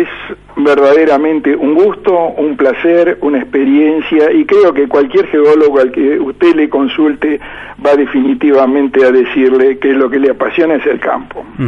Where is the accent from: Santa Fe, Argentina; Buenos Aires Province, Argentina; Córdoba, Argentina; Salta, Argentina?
Buenos Aires Province, Argentina; La Plata; soy un platense, digamos, de nacimiento. Mis estudios primarios los hice en la escuela 19 eh, de 41 y 22, luego fui al Colegio Nacional